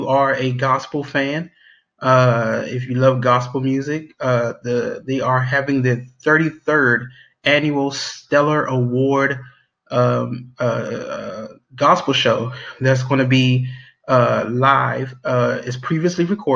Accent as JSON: {"language": "English", "region": "Maryland", "country": "United States", "tie": "born or raised there", "said": "my hometown. In Maryland, you know, right in my backyard"}